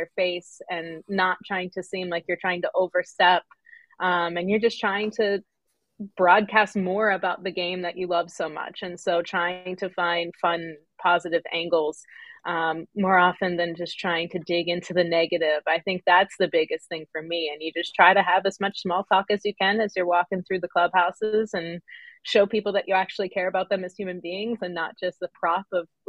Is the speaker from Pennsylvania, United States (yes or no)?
yes; Pennsylvania, United States; moved away; I was from Pennsylvania